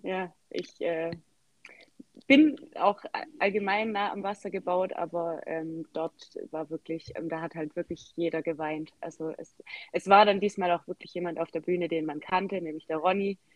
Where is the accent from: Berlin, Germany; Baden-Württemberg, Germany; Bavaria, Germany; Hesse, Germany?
Baden-Württemberg, Germany; Swabia; accent: Swabian; ich komme aus dem Schwabenland, was man sicher auch gehört. Ich bemühe mich zwar Hochdeutsch zu sprechen